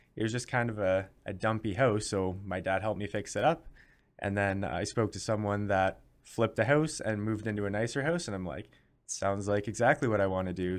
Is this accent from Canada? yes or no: yes; Canada; as a Canadian